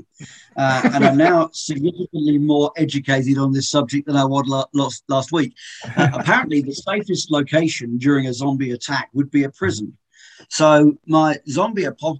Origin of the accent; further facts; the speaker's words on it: West Country, near Bath, South West England, United Kingdom; moved away as an adult; also born or lived in London; So when I was born in England, I was brought up in the West Country in a place near Bath.